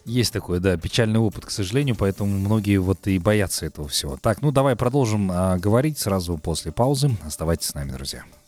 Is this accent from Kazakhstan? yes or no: yes; Kazakhstan; действительно мы с тобой казахи